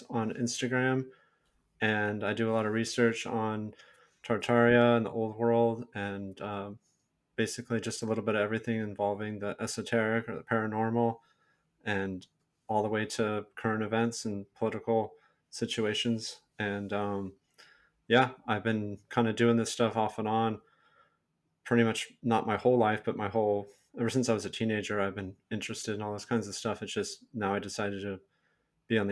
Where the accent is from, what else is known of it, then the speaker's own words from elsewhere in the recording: Silicon Valley, California, United States; I'm from California. I was born and raised here in Silicon Valley